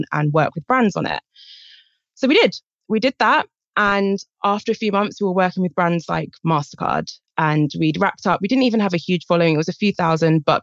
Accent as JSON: {"language": "English", "country": "United Kingdom", "said": "I'm from Britain, as I'm sure you can guess from my accent."}